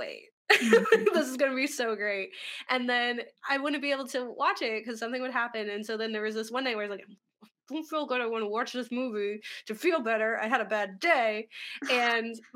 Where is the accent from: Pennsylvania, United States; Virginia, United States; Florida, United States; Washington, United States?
Pennsylvania, United States; Philadelphia; we're from Philly